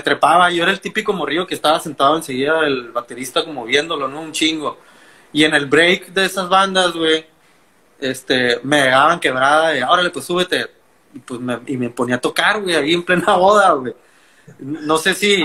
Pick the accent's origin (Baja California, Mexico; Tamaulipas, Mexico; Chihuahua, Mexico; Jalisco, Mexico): Baja California, Mexico; Mexicali; also born or lived in Ensenada; Nací en Ensenada, pero como a los 3, 4 años me vine a vivir a Mexicali. Entonces, prácticamente, soy de aquí